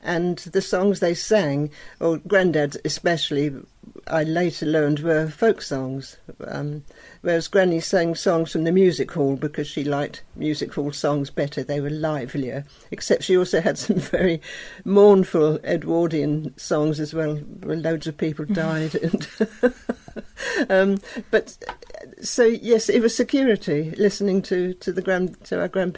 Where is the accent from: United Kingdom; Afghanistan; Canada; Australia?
United Kingdom; Hastings, South East England; I grew up in Hastings in East Sussex, which was originally a fishing village